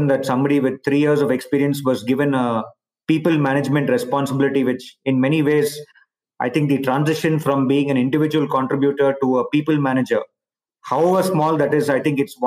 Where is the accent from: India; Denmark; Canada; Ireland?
India; moved away as an adult; also born or lived in Palo Alto, United States / Barcelona, Spain / Singapore / China; I've obviously been born and brought up in India